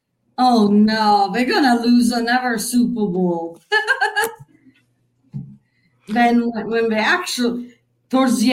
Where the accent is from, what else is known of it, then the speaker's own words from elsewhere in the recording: Italy; moved away; also born or lived in Germany; I was actually born and raised in Italy